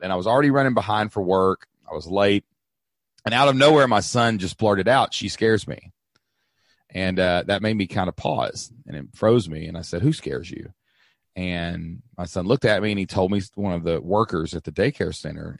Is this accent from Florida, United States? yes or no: no; Southeast Kentucky, United States; I grew up in Southeast Kentucky